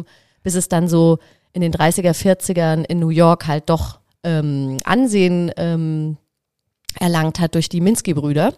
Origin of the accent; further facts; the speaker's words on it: Black Forest, Baden-Württemberg, Germany; moved away; ich bin halt im Schwarzwald groß geworden